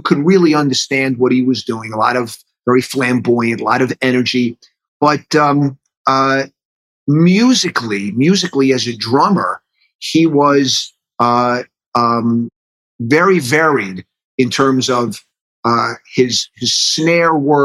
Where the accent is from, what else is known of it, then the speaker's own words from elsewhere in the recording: New York City, New York, United States; accent: New York; moved away as an adult; also born or lived in Danbury, Connecticut; I was born in Manhattan and then raised in the city in Queens